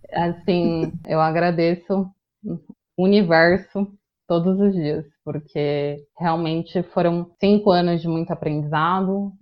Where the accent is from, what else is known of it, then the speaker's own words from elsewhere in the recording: São Paulo, Brazil; accent: paulistana; also born or lived in Guarujá; Sou nascida em São Paulo